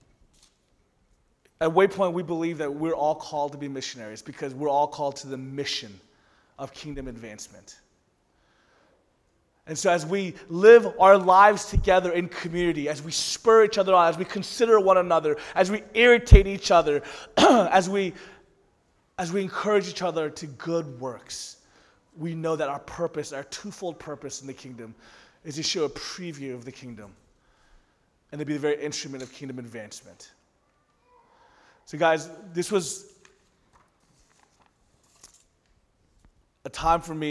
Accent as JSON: {"language": "English", "region": "the South", "country": "United States", "tie": "born or raised there", "also_born_or_lived": "Orlando", "said": "growing up in the South, I actually never went to a Korean church ever"}